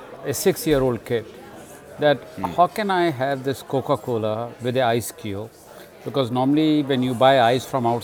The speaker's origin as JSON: {"language": "English", "country": "India", "tie": "born or raised there", "moved": "yes", "said": "I grew up in India, and my childhood was very interesting"}